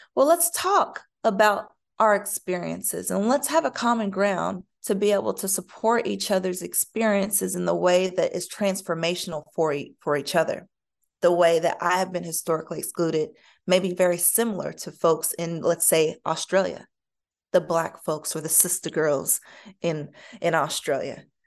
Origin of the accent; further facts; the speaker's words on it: United States; me as an American